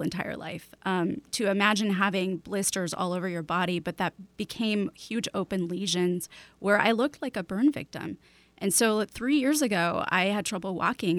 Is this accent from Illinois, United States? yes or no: yes; Chicago, Illinois, United States; now in Seattle, United States; I grew up in Chicago, then moved to Seattle